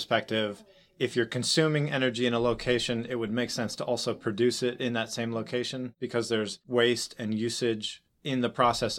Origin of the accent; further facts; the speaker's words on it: Saudi Arabia; I grew up in Saudi Arabia, in a Saudi Aramco compound, Saudi Aramco being the Saudi National Oil Company.